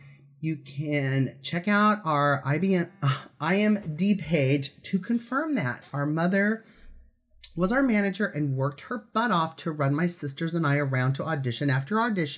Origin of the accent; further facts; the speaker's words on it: Los Angeles, California, United States; I'm from Los Angeles and I miss it.